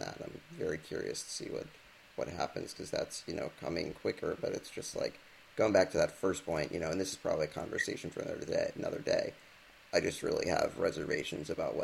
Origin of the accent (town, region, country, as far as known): United States